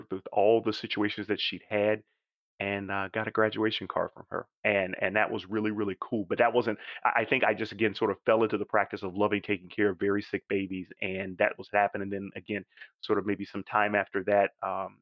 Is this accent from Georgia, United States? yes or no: yes; Augusta, Georgia, United States; moved away; my hometown is where they give out these funny little green jackets every second or third Sunday in April